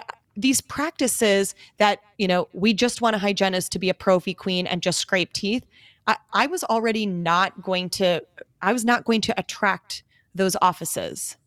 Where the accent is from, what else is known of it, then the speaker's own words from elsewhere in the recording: Greendale, Wisconsin, United States; moved away as an adult; also born or lived in Minneapolis, Minnesota; now in Scottsdale, United States; I grew up in Greendale, went to Pop Dental Lab as a field trip